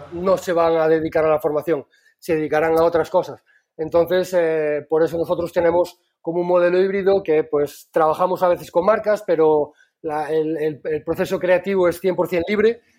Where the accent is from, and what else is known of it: Galicia, Spain